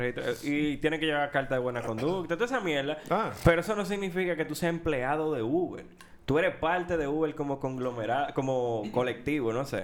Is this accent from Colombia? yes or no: no; Dominican Republic; Nosotros como dominicanos